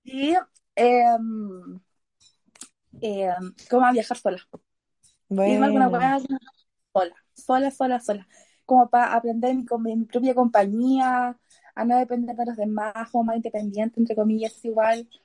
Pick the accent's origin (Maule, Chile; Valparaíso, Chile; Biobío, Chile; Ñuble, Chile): Biobío, Chile; Los Ángeles; also born or lived in Chillán / Santiago / Temuco; tengo 21, soy de Los Ángeles.